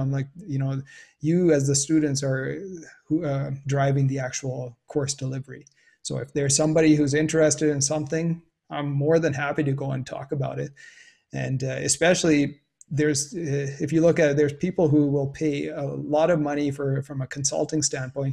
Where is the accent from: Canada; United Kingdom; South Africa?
Canada; growing up in Canada